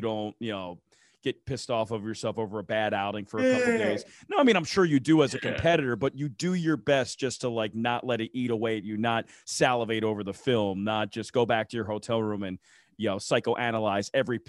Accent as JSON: {"language": "English", "region": "East Coast", "country": "United States", "said": "I'm from the East Coast. I'm an East Coast truther. So, you know, East Coast pizza is my type of thing."}